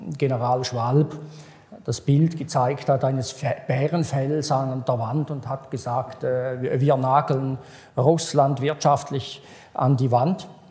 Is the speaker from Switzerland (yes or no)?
yes; Switzerland; als Schweizer und als Europäer